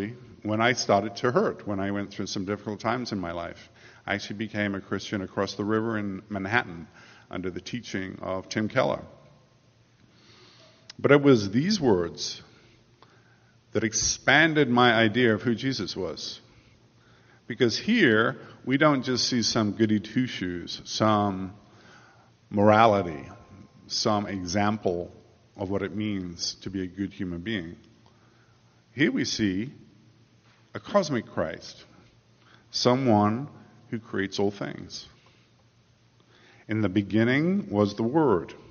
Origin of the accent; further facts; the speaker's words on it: England, United Kingdom; moved away as an adult; now in United States; I grew up in England. For the first 30 years of my life, I was an Englishman.